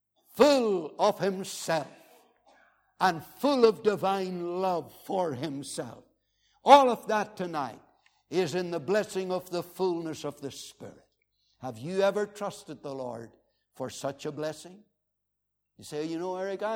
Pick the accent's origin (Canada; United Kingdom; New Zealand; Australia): United Kingdom; Northern Ireland; I was from the Wild West